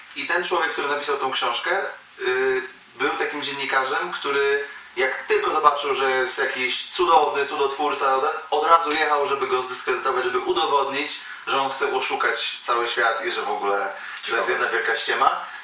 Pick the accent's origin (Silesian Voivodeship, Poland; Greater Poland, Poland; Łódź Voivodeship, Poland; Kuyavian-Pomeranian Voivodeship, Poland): Silesian Voivodeship, Poland; Bytom; now in Wrocław, Poland; ja jestem z Bytomia, mieszkam w Wrocławiu